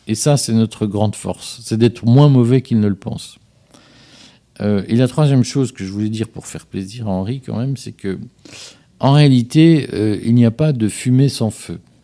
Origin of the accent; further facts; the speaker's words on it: Liège, Wallonia, Belgium; now in France; je suis, suis pas né en France, je, viens, je suis né à Liège